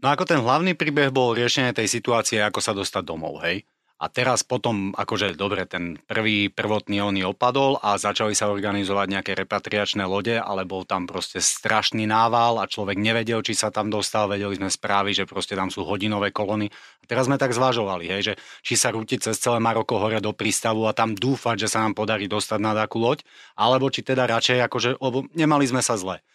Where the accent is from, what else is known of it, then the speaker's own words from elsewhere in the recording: Slovakia; moved away as an adult; also born or lived in Morocco; ja som osobne bol na Slovensku cez leto po 15 rokoch. Od mojich, myslím, 18 rokov som leto na Slovensku nestravil